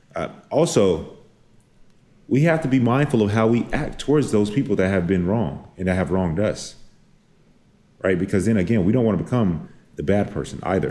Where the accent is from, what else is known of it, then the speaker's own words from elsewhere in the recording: Dallas, Texas, United States; I am from Dallas, from the South.